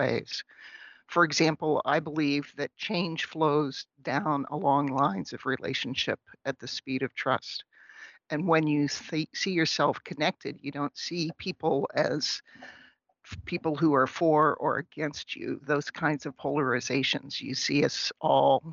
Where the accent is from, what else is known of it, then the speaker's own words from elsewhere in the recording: outside of Pittsburgh, Pennsylvania, United States; now in St. Cloud, United States; I grew up in outside of Pittsburgh, but I live in St. Cloud, Minnesota